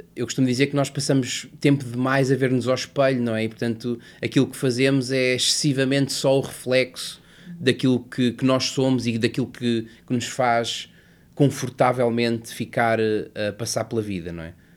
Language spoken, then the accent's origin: Portuguese; Lisbon, Portugal; also born or lived in Covilhã; eu nasci na Covilhã em 1980 e os meus pais separaram-se quando eu tinha um ano e, portanto, eu regressei e vim para Lisboa muito cedo.